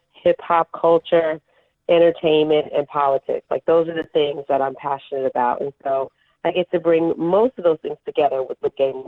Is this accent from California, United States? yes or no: yes; Inglewood, California, United States; moved away as an adult; also born or lived in Hollywood, Los Angeles / Oakland; I'm originally from Los Angeles. So, born in Hollywood, raised in Inglewood, and then I moved to Oakland to go to school